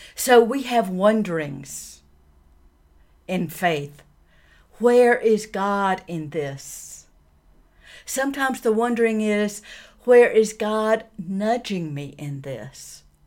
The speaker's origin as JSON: {"language": "English", "region": "the American South", "country": "United States", "tie": "born or raised there", "said": "I grew up in the American South in the 60s"}